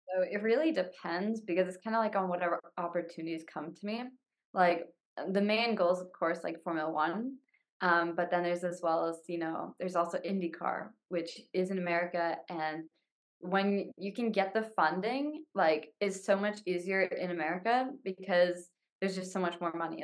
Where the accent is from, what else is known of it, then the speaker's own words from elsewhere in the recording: Canada; being Canadian